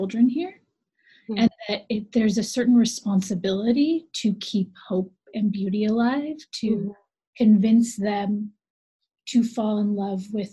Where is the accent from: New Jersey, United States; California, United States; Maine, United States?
California, United States; Los Angeles; moved away as an adult; I'm from Los Angeles